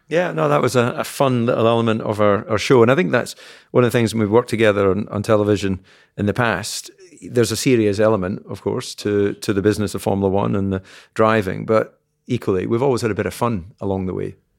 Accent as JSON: {"language": "English", "region": "Scotland", "country": "United Kingdom", "said": "being Scottish"}